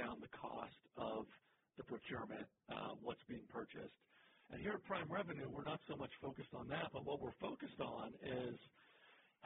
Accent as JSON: {"language": "English", "town": "Pittsburgh", "region": "Pennsylvania", "country": "United States", "moved": "as an adult", "lives_now": "Atlanta, United States", "said": "I'm from Pittsburgh originally, but I came down to Atlanta."}